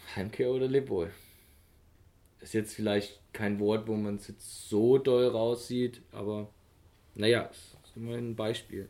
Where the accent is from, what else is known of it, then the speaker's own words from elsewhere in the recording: Germany; für uns Deutsche